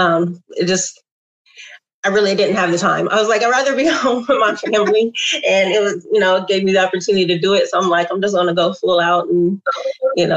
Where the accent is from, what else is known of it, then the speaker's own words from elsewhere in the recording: Columbus, Ohio, United States; born and raised in Columbus, went to OSU